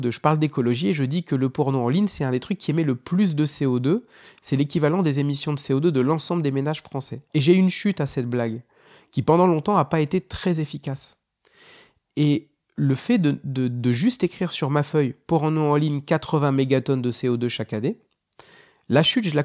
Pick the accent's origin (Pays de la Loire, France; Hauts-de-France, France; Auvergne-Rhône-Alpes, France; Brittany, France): Hauts-de-France, France; je suis originaire du Nord.